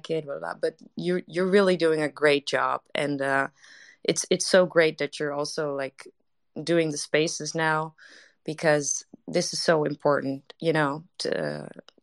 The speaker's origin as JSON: {"language": "English", "country": "Netherlands", "second_language": "English", "said": "I'm Dutch to everybody here that's in the room right now, so English is not my first language"}